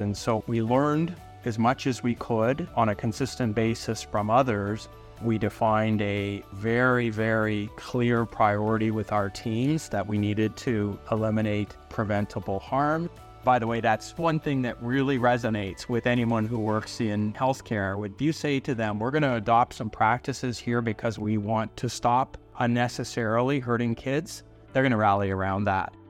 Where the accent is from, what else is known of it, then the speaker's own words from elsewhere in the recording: London, Ontario, Canada; now in Hamilton, Canada; I was born in London, Ontario, so just down the road from where I am now in Hamilton.